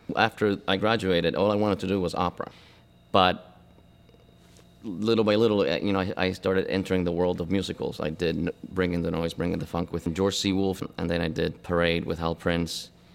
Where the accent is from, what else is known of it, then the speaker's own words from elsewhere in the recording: Buenos Aires, Argentina; moved away; also born or lived in Cuba; I was born in Cuba, but I grew up in, uh, in Argentina, in Buenos Aires